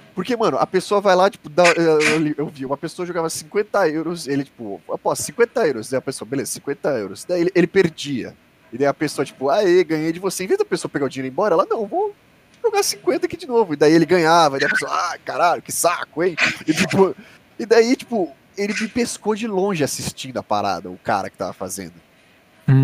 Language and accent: Portuguese; Brazil; eu falava que era do Brasil